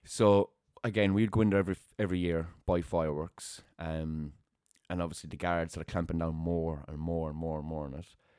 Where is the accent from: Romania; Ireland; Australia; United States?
Ireland; Limerick, Munster; moved away; growing up in Raheen